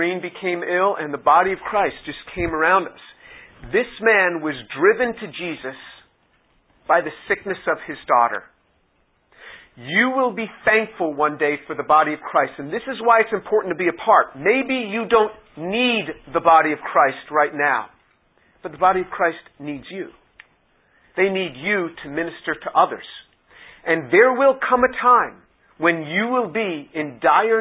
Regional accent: United States; I was the speaker from the United States

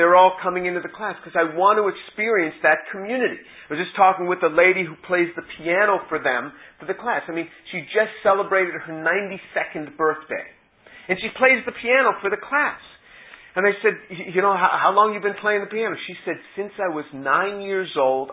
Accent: New York, United States; moved away as an adult; also born or lived in South Carolina; I was from New York

